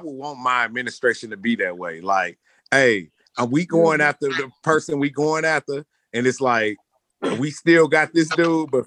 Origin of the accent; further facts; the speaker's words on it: St. Louis, Missouri, United States; I'm from St. Louis